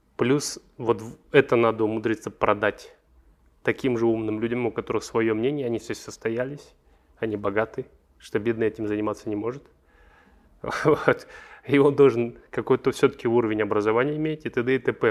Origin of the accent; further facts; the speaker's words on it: Almaty, Kazakhstan; Я алматинец, я здесь вырос